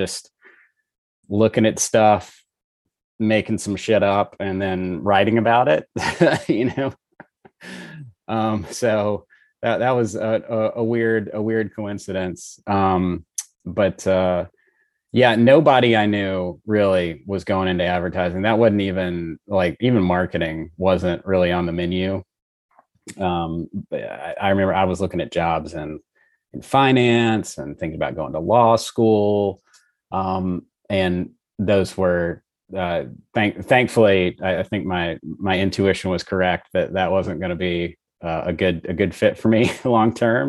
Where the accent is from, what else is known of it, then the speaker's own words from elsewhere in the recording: Monroe, Louisiana, United States; moved away as an adult; also born or lived in Dallas, Texas; I was born and raised in Louisiana, mm-hmm. Northeast Louisiana, so a town called Monroe.